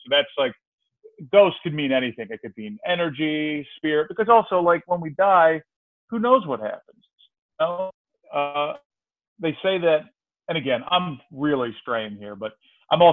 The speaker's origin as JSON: {"language": "English", "region": "Georgia", "country": "United States", "tie": "born or raised there", "also_born_or_lived": "Philadelphia, Pennsylvania", "moved": "as an adult", "lives_now": "Astoria, New York, United States", "said": "I grew up mostly in Georgia. I'm from Philly originally. My whole family is from Philadelphia, but we moved down there like right before middle school, so to Georgia, to just north of Atlanta."}